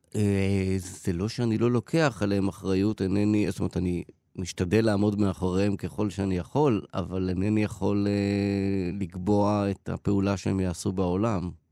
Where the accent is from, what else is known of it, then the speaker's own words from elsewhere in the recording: Haifa, Haifa District, Israel; אני גדלתי בקריית חיים